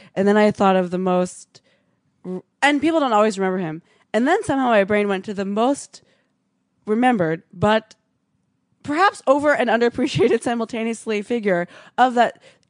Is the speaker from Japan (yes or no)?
yes; Japan; also born or lived in Singapore; I grew up mostly in... Sorry, Japan.